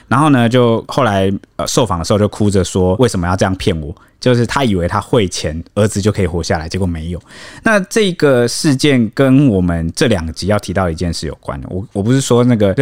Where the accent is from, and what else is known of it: Taiwan